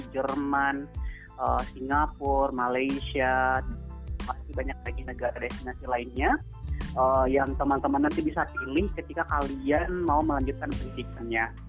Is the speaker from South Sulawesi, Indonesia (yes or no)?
yes; Maros, South Sulawesi, Indonesia; born there; saya lahir di Malawa, Camba, Maros uh, beberapa tahun